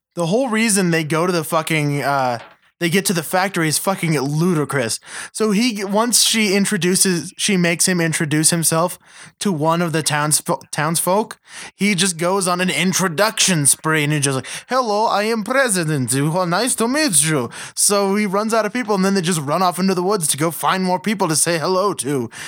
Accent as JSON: {"language": "English", "region": "Western United States", "country": "United States", "said": "I'm from Western United States. Westernish."}